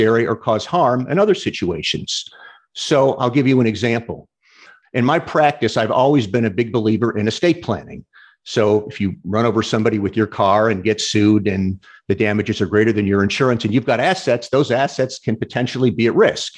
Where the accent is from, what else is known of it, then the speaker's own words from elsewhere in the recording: St. Louis, Missouri, United States; now in Florida, United States; I'm originally from St. Louis